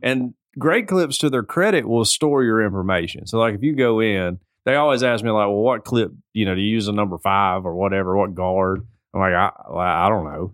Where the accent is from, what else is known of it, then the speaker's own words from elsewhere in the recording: the South, United States; I'm from the South.